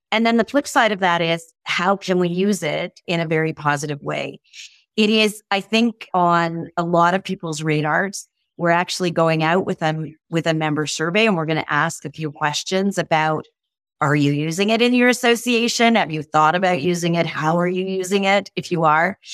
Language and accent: English; Canada; I'm truly Canadian